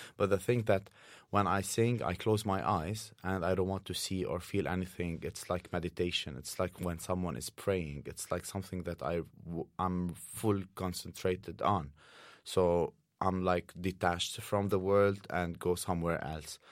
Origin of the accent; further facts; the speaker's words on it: Saudi Arabia; now in Oslo, Norway; I grew up in Saudi Arabia